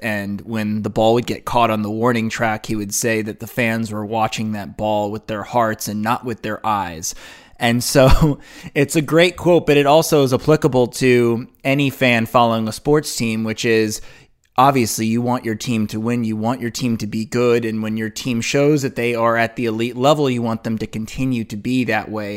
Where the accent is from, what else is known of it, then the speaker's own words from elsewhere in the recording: Los Angeles, California, United States; I grew up in Los Angeles, so I'm a part of the, the fan base that has grown up here